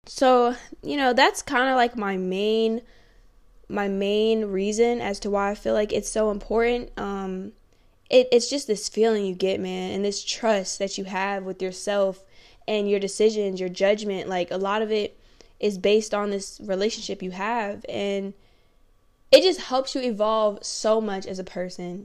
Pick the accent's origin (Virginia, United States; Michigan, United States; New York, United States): Virginia, United States; moved away; people from my hometown, shout out seven five seven